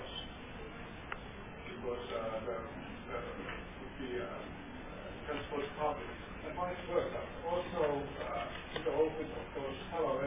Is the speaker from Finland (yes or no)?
yes; Tampere, Pirkanmaa, Finland; my hometown, Tampere